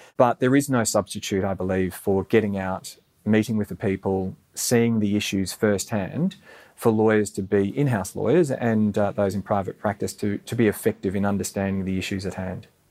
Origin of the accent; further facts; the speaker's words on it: Gold Coast, Queensland, Australia; moved away; also born or lived in United Arab Emirates; growing up on the Gold Coast, we didn't have a strong Indian community